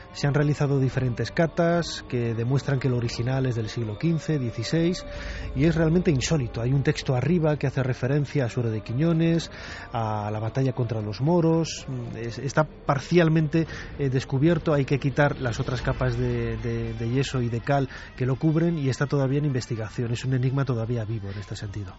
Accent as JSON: {"language": "Spanish", "town": "León", "region": "Castile and León", "country": "Spain", "said": "No solamente como leonés, porque yo soy de, de allí, es, es, mi tierra"}